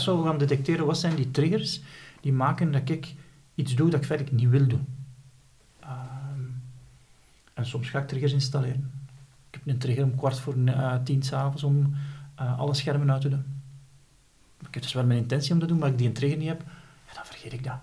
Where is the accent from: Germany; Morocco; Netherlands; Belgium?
Belgium; Flanders